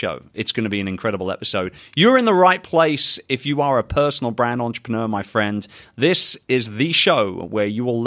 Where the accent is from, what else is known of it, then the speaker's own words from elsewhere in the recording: London, United Kingdom; London, England, my hometown